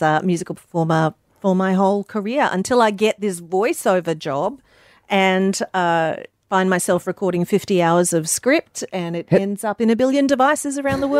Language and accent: English; Mackay, Queensland, Australia; moved away as an adult; now in United States; Growing up in the Mackay Whitsundays area.